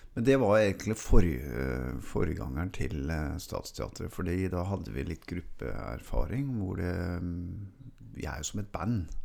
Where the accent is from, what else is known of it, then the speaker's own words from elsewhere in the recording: Oslo, Norway; also born or lived in St. Hanshaugen, Oslo; der jeg vokste opp i Melsersgata